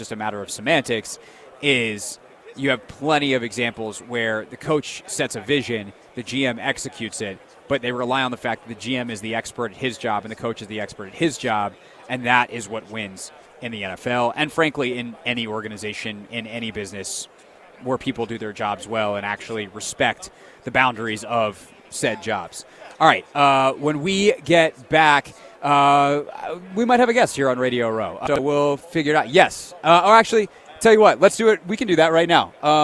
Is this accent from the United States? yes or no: yes; South Carolina, United States; now in Washington, D.C., United States; I grew up in South Carolina, so I was a Panthers guy growing up.